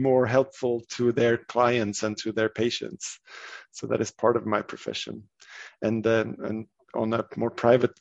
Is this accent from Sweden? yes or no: yes; Sweden; I'm from Sweden, and I work as a physician.